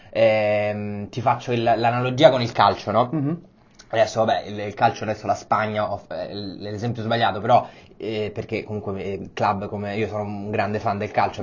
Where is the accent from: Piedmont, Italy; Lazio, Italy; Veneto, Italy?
Lazio, Italy; Rome; moved away as an adult; also born or lived in Copenhagen / Paris / Madrid / Berlin; now in Milan, Italy; sono romano come te